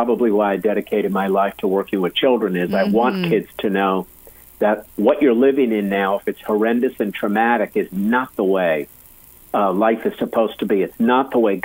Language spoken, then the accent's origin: English; Athens, Attica, Greece; moved away; I was born in Athens, Greece, over in Europe.